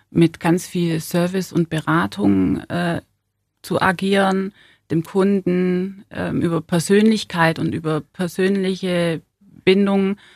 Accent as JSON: {"language": "German", "town": "Ulm", "region": "Baden-Württemberg", "country": "Germany", "tie": "born or raised there", "said": "Weil Ulm äh, meine Heimat ist, weil Ulm einfach äh, schnuckelig ist und ähm, ja, mein Zuhause ist. Deswegen liegt mir Ulm am Herzen. Ich bin hier aufgewachsen"}